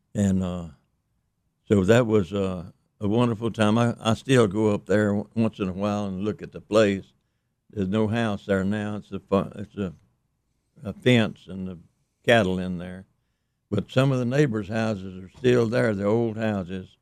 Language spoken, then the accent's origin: English; Mississippi, United States; also born or lived in East Carroll Parish, Louisiana; I grew up actually in Mississippi with the Jacksons